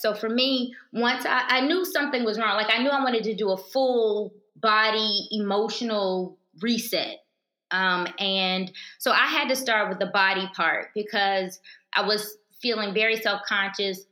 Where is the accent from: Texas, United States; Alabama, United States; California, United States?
Alabama, United States; moved away as an adult; also born or lived in Virginia; I grew up in Alabama. I'm a country girl